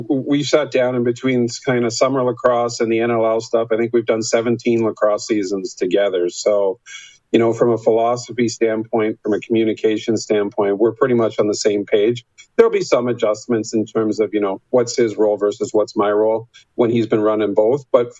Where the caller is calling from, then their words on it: Pickering, Ontario, Canada; Joining you from my house in Pickering, just outside Toronto.